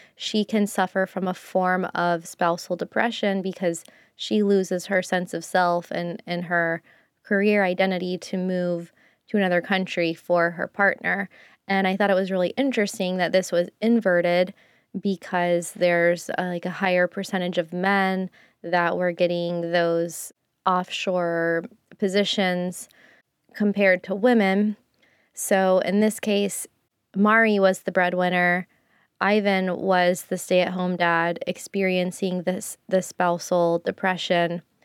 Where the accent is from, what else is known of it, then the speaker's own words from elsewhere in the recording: United States; also born or lived in Japan; living in Japan as an American